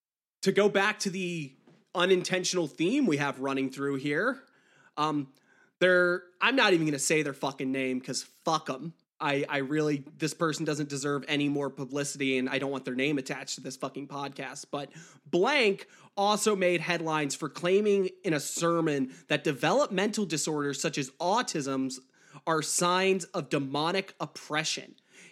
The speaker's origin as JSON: {"language": "English", "region": "Deep South", "country": "United States", "tie": "born or raised there", "said": "I grew up in the Deep South, and I was Catholic, and you know, being Catholic in the Deep South is like being an actual pagan anywhere else."}